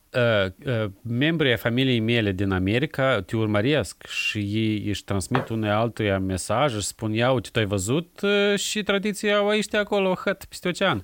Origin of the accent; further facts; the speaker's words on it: Chișinău, Moldova; moved away; also born or lived in Seattle, United States; eu m-am născut în Chișinău, am copilărit în Chișinău